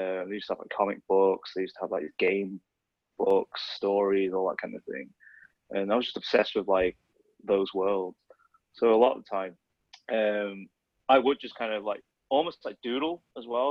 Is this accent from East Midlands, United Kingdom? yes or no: no; Sheffield, Yorkshire and the Humber, United Kingdom; also born or lived in Huddersfield; when we moved to Sheffield, I was born in Huddersfield, so when we moved to Sheffield, when I was three